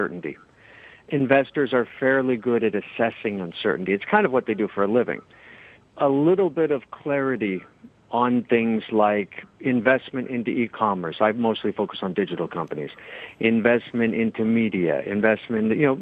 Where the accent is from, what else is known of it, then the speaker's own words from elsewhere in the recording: United States; now in Asia; I'm an American, so I'll speak as an American who lives in Asia.